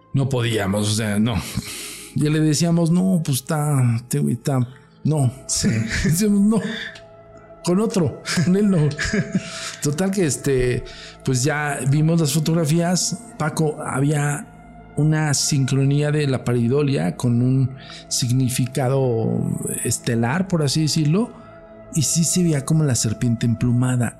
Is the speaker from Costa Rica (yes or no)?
no; Mexico; yo no hablo inglés, yo hablo totonaca, cabrón, soy mexicano